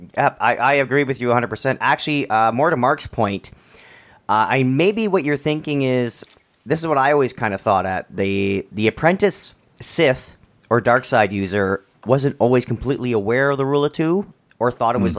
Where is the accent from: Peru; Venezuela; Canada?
Canada; I'm I'm Canadian